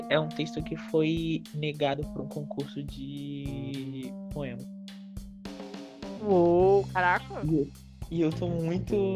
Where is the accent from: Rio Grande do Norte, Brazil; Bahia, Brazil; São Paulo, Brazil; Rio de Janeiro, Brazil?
Rio de Janeiro, Brazil; Porque eu sou carioca.